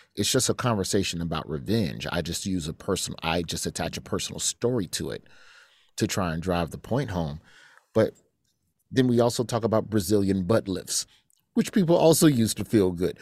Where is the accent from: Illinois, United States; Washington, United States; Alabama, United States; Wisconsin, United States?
Alabama, United States; moved away; I was raised in Alabama